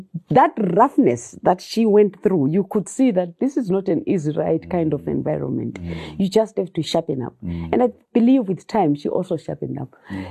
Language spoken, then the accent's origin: English; Bulawayo, Zimbabwe; also born or lived in Luveve, Bulawayo; I learned a lot growing up in Makokoba. Though I left Makokoba, I think I was doing grade six when we left that suburb.